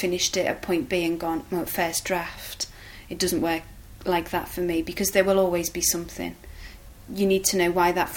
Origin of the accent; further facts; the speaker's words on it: Liverpool, North West England, United Kingdom; I'm from Liverpool